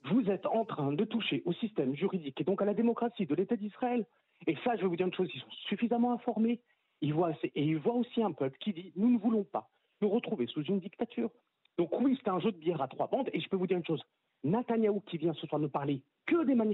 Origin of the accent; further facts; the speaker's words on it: France; parce qu'on est français et on sait comment ça se passe en France